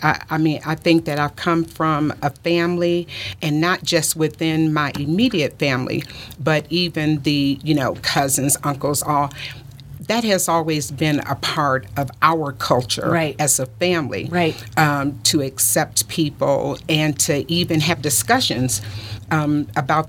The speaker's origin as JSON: {"language": "English", "town": "Detroit", "region": "Michigan", "country": "United States", "tie": "born or raised there", "also_born_or_lived": "the South", "moved": "yes", "said": "I am originally from Detroit"}